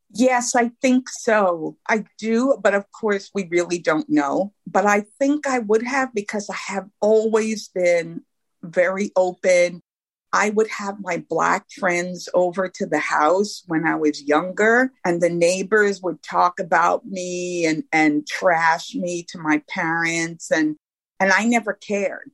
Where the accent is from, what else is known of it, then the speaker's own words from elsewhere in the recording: New York City, New York, United States; I grew up in Brooklyn, New York.